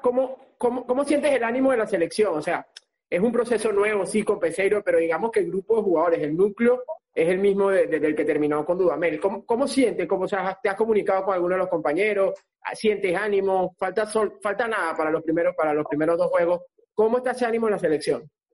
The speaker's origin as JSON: {"language": "Spanish", "country": "Venezuela", "said": "nosotros, claro, somos venezolanos"}